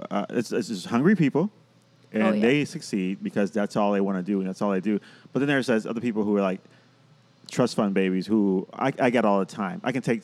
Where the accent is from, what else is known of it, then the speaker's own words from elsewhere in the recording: Puerto Rico; now in Chicago, United States; But technically I'm not because I grew up in Puerto Rico.